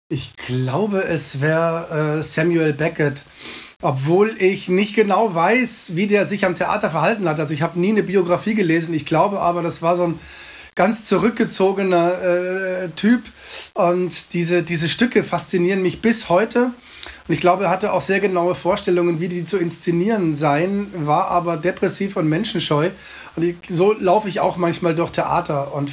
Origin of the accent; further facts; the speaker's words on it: Munich, Bavaria, Germany; now in Freiburg, Germany; Ich bin gebürtiger Münchner, wie man dem Namen überhaupt nicht anhört. Und äh, ich vertusche auch den Dialekt. Ich wohne in Freiburg